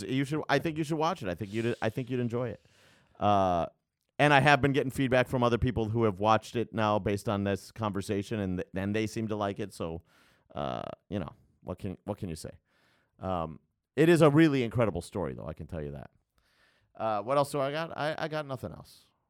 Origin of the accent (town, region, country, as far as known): Chicago, Illinois, United States; born or raised there